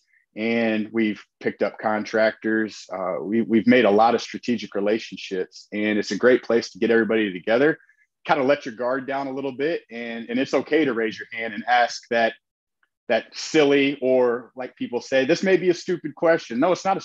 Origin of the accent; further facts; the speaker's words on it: Indianapolis, Indiana, United States; now in Northwest Indiana, United States; I'm originally from Indianapolis, live in Northwest Indiana now.